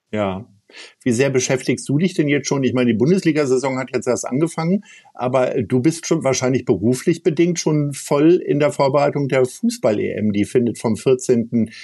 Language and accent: German; Hanover, Lower Saxony, Germany; now in Hamburg, Germany; ich komme ja aus Hannover ursprünglich